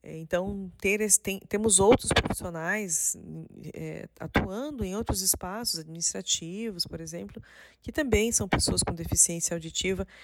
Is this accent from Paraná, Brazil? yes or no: yes; Paraná, Brazil; now in Santa Catarina, Brazil; na minha cidade, na cidade de onde eu nasci, no Paraná